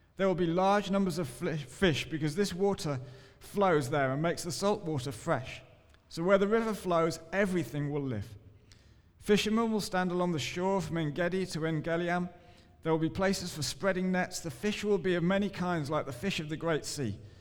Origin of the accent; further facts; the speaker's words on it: England, United Kingdom; I'm English